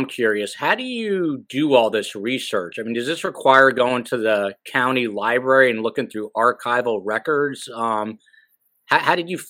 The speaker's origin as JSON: {"language": "English", "region": "New Jersey", "country": "United States", "said": "I'm a Jersey guy"}